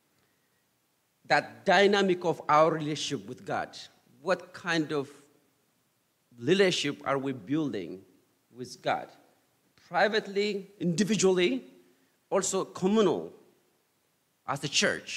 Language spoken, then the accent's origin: English; Ethiopia; now in United States; my experience growing up in Ethiopia first, and then after I moved to U.S. here.